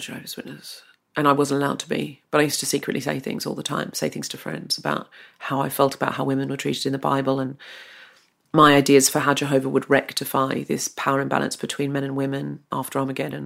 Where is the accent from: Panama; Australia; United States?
Australia; I was r, born and raised in Australia.